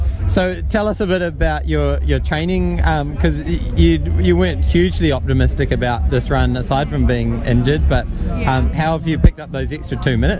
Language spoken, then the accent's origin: English; New Zealand